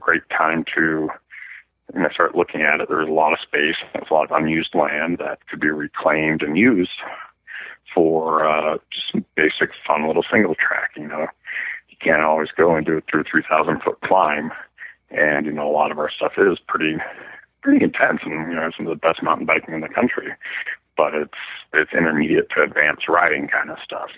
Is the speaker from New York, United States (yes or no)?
no; Minnesota, United States; moved away as an adult; also born or lived in Iowa; now in Colorado Springs, United States; I grew up in Minnesota and went to college in Iowa.